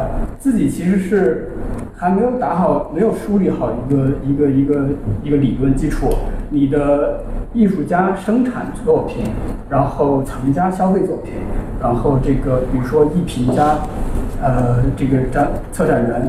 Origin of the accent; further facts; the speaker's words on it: Hunan, China; 我为什么要限制我自己的身份呢？为什么说我是湖南人，我是中国人，我是亚洲人？